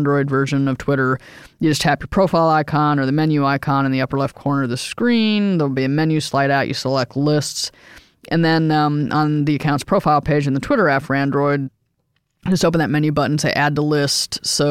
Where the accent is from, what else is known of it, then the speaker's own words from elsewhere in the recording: Midwest, United States; I grew up in the Midwest